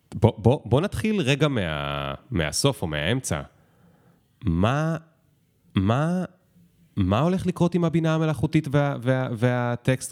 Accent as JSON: {"language": "Hebrew", "country": "Israel", "said": "כי אני ישראלי"}